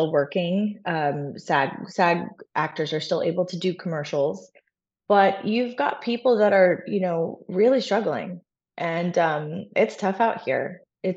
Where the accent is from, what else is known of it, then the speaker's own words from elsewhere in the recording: Arlington, Virginia, United States; moved away; Sandra Bullock and I are from the same hometown. We're both from Arlington, Virginia